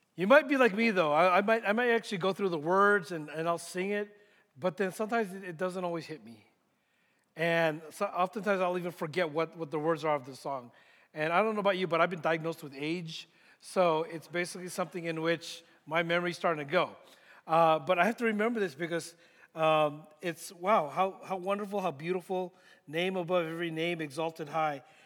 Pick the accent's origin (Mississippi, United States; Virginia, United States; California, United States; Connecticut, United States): California, United States; San Francisco Bay Area; moved away as an adult; also born or lived in Philippines; now in Dallas, United States; I grew up in the San Francisco Bay Area